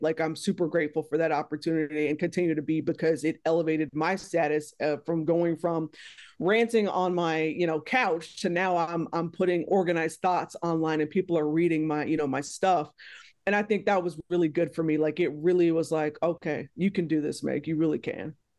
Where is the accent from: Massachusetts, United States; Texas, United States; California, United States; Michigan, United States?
Texas, United States; moved away; I'm from Texas originally